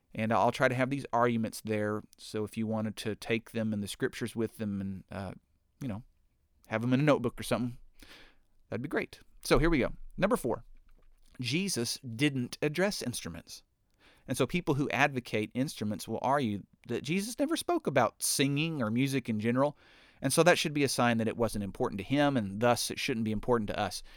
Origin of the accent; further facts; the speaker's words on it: United States; I'm an American